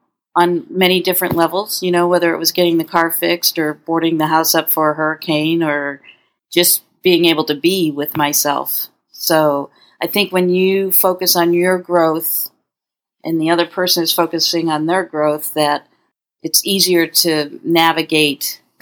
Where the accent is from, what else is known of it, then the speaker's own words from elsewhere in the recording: Connecticut, United States; In Connecticut.